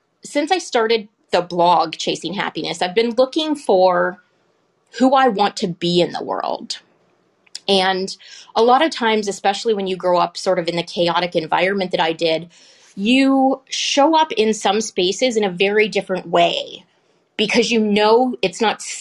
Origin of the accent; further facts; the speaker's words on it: Canada; I'm Canadian